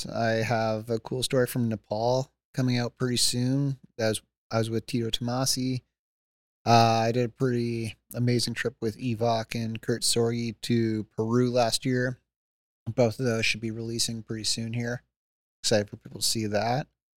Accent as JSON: {"language": "English", "area": "North Shore", "region": "British Columbia", "country": "Canada", "said": "I'm from the North Shore of Canada."}